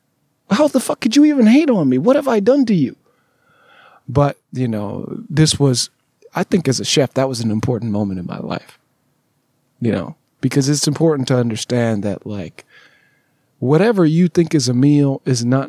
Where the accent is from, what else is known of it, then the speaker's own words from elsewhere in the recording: Southern California, United States; moved away as an adult; also born or lived in Alabama; I'm from Southern California